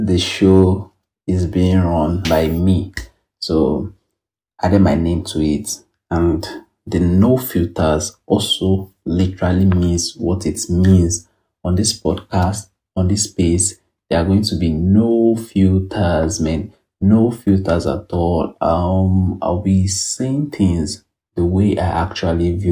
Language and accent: English; Ibadan, Oyo, Nigeria; I'm an Ibadan boy, born and bred.